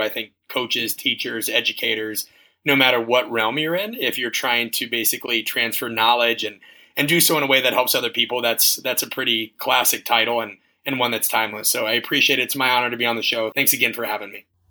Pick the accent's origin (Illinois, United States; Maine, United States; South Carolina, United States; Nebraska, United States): Nebraska, United States; Omaha; moved away as an adult; also born or lived in Kansas; growing up in Omaha, Nebraska